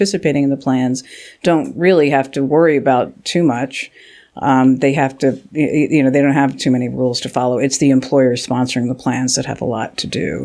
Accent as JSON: {"language": "English", "town": "Philadelphia", "region": "Pennsylvania", "country": "United States", "also_born_or_lived": "Virginia / California", "moved": "as an adult", "lives_now": "Washington, D.C., United States", "said": "I'm from Philadelphia"}